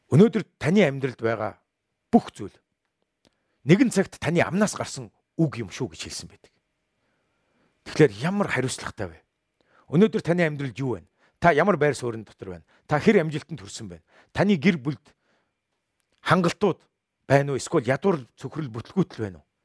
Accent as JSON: {"language": "Mongolian", "country": "Mongolia", "said": "Бид бүгдээрээ Монголын иргэн. Миний сэтгэл санаа ямар байхаагаас үл шалтгаалan би Монголын иргэн хэвээрээ л байна."}